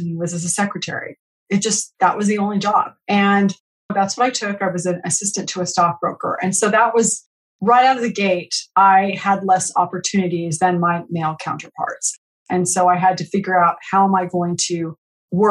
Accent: San Jose, California, United States; also born or lived in Madrid, Spain; I grew up in San Jose, California

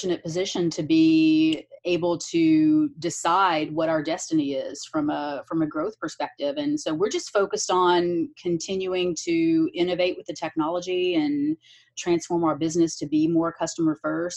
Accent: Lexington, Kentucky, United States; moved away as an adult; also born or lived in New York / California; I grew up in Kentucky and I moved from Lexington, Kentucky to Manhattan when I was 25.

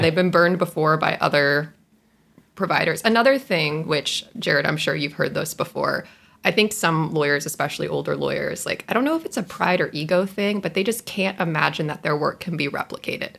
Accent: Texas, United States; I'm from the great state of Texas. I had 13 years of Texan history

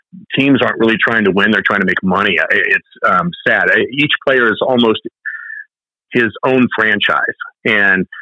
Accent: Indianapolis, Indiana, United States; I was born and raised in Indianapolis

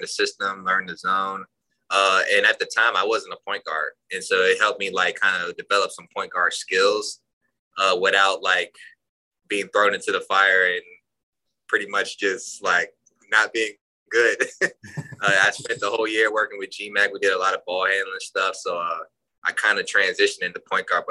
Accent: United States; I was born in the States

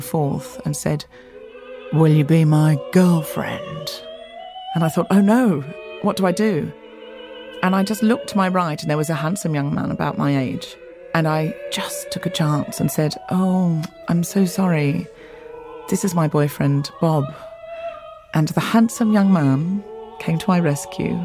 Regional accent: Australia; moved away; I was raised in Australia in a beach town

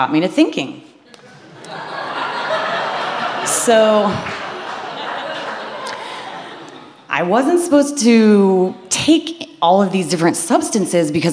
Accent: Midwest, United States; I'm from the Midwest. I had a very wholesome upbringing.

